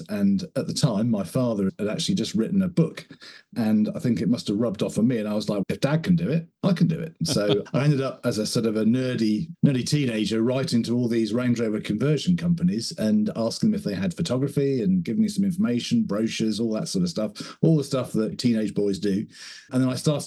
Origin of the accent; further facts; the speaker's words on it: Somerset, South West England, United Kingdom; I grew up in Somerset, which is in the southwest of the UK